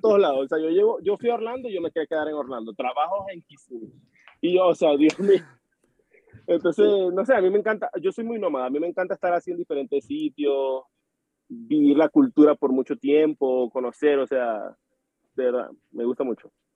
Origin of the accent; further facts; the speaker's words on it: Maracaibo, Zulia, Venezuela; moved away as an adult; also born or lived in United States; now in Colombia; yo soy de Maracaibo, yo nací en Maracaibo, viví toda mi vida en Maracaibo hasta los 20